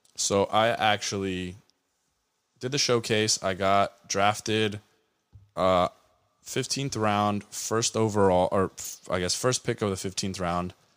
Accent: Anaheim, California, United States; being from Anaheim, growing up in Orange County

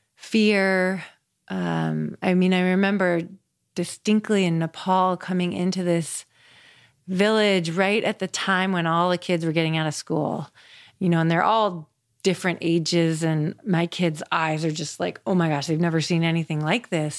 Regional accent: Seattle, Washington, United States; moved away as an adult; also born or lived in Colorado; I grew up in Seattle, Washington

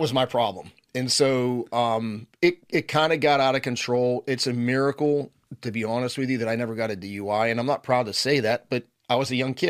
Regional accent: Turtle Creek, Pennsylvania, United States; a little, little town outside of Pittsburgh called Turtle Creek.

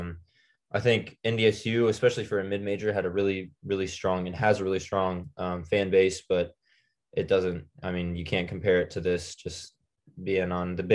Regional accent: Lincoln, Nebraska, United States; growing up in Lincoln

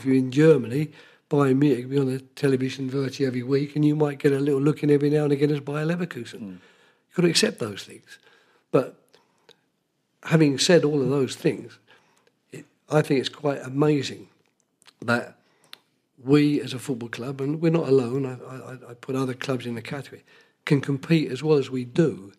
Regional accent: England, United Kingdom; being English

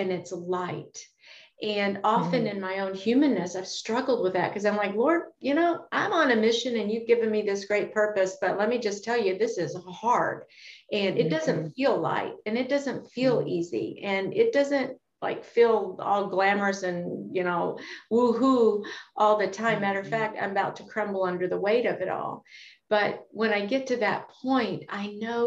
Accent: Kentucky, United States; I grew up in Kentucky and my granddad had cattle.

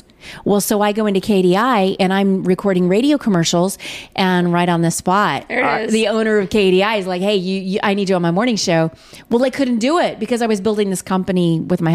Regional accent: Edmond, Oklahoma, United States; moved away as an adult; now in Missouri, United States; I'm from Edmond, Oklahoma. I came to Missouri to go to college

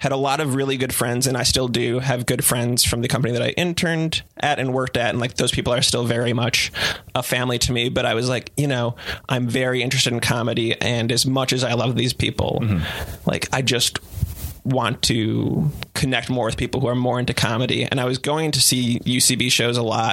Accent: Wauwatosa, Wisconsin, United States; moved away as an adult; now in Los Angeles, United States; So I was born and raised in Wisconsin in a town called Wauwatosa, which is a suburb of Milwaukee.

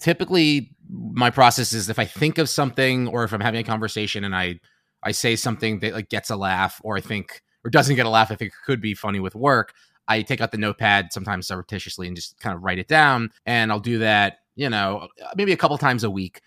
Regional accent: New York City, New York, United States; I grew up in New York City

